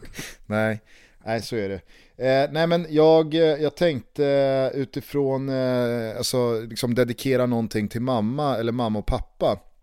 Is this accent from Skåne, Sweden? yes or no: no; Stockholm, Stockholm County, Sweden; hemma i Vällingby